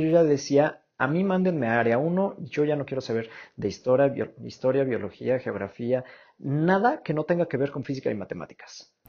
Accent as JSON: {"language": "Spanish", "country": "Mexico"}